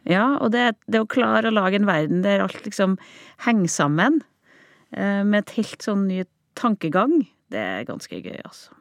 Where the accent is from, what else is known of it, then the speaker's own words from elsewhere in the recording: Overhalla, Trøndelag, Norway; Overhalla, der jeg vokste opp